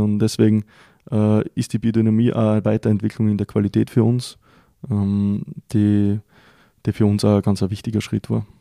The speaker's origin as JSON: {"language": "German", "region": "Styria", "country": "Austria", "said": "bei uns in der Steiermark"}